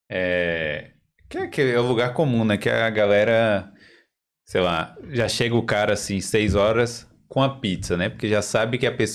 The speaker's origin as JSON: {"language": "Portuguese", "country": "Brazil", "said": "A gente é brasileiro, eu... nossa cultura às vezes."}